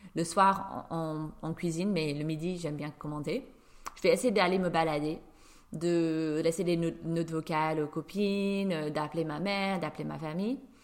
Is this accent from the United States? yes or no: yes; New York, United States; now in Paris, France; je suis une Américaine de New York qui vit à Paris